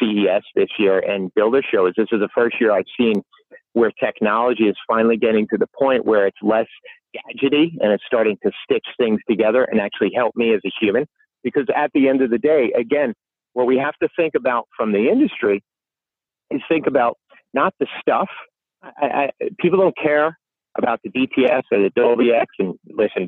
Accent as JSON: {"language": "English", "region": "New York", "country": "United States", "said": "I'm a New Yorker"}